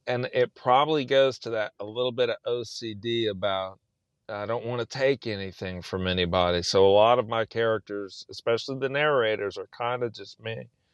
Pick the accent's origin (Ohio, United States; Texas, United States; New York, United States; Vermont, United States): Texas, United States; South; moved away as an adult; also born or lived in Austin, Texas; now in Indiana, United States; I'm from South Texas